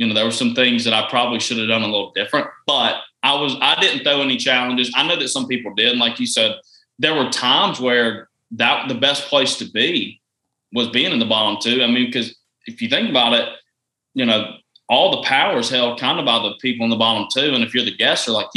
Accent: Georgia, United States; I was from Georgia

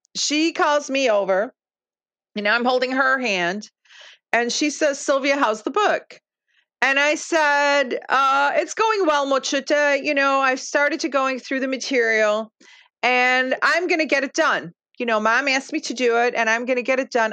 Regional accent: Chicago, Illinois, United States; first language Lithuanian; English is a second language; I grew up in Marquette Park, Chicago, which uh, at the time was known as Little Lithuania.

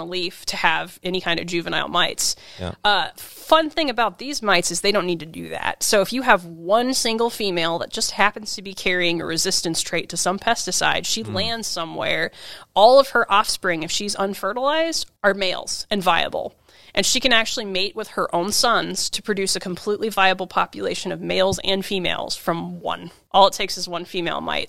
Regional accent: Kansas, United States; now in Washington, United States; I'm from Kansas the Midwest.

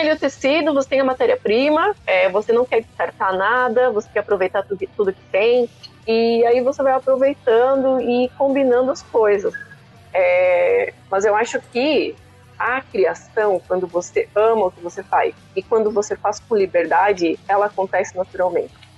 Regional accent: Chapecó, Santa Catarina, Brazil; now in Blumenau, Brazil; eu sou natural de Chapecó. Morava lá no oeste do estado de Santa Catarina

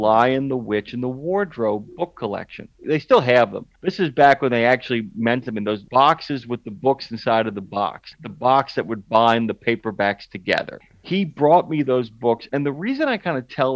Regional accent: New Orleans, Louisiana, United States; I grew up in a neighborhood off of Florida Lee

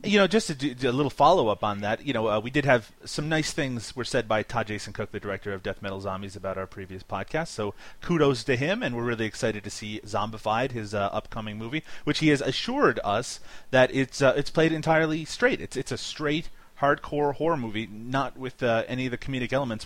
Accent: Canada; accent: Canadian; my Canadian accent

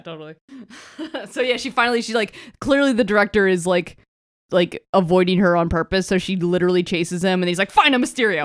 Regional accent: Florida, United States; growing up in Florida

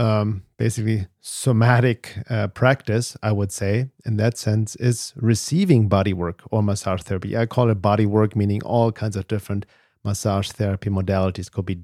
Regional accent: Germany; English is a second language; moved away as an adult; also born or lived in Los Angeles; obviously I'm from Germany. I came to the US in 1994 to Los Angeles to study drums and percussion. So I was kind of lost there as a little German kid there in his early 20s

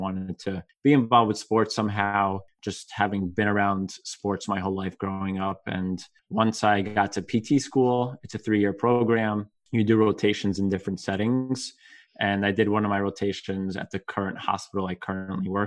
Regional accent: New Jersey, United States; I was born and raised in New Jersey, true Jersey boy at heart.

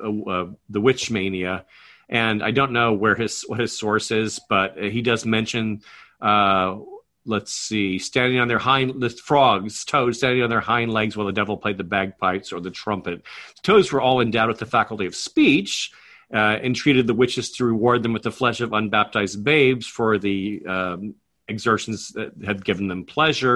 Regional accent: United States; As an American

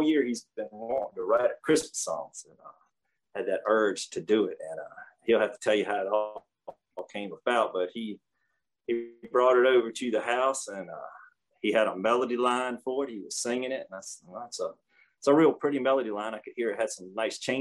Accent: Somerton, Virginia, United States; I'm from Somerton, Virginia here.

